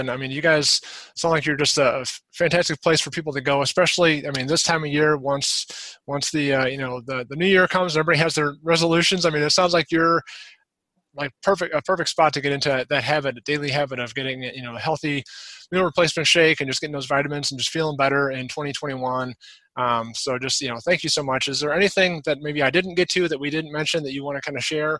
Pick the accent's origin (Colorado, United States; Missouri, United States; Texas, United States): Missouri, United States; Afton; where I grew up in Afton